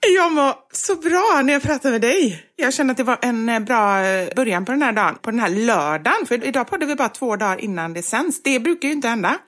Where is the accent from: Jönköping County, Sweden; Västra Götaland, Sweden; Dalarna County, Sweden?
Västra Götaland, Sweden; Gothenburg; vi är göteborgare